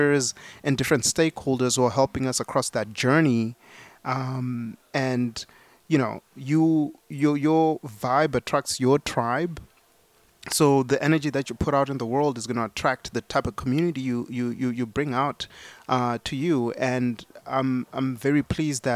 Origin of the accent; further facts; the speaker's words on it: Zimbabwe; now in United States; I was born in Zimbabwe. I came to America with only $40 in my pocket